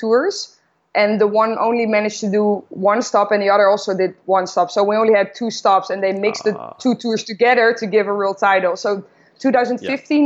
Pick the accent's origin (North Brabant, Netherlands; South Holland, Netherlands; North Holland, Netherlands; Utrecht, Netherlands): South Holland, Netherlands; Noordwijk; I grew up in Noordwijk, which is a small coastal village, about 30 minutes south of Amsterdam.